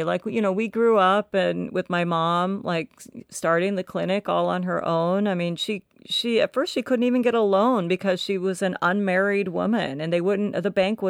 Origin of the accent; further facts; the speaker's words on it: Tennessee, United States; born there; Tennessee makes me mad because I was born in Tennessee and I have a lot of family there.